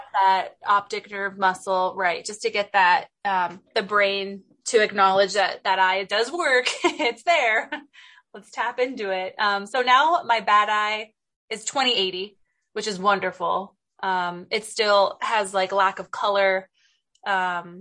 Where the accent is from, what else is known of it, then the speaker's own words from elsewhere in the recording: San Diego, California, United States; growing up in Southern California, San Diego was amazing.